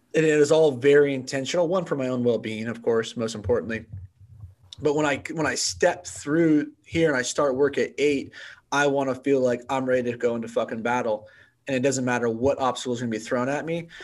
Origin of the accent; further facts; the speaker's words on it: Bay Area, California, United States; I grew up in the Bay Area